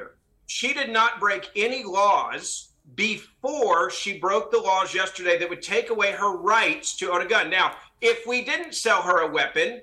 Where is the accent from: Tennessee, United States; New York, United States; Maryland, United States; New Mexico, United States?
Tennessee, United States; my home state of Tennessee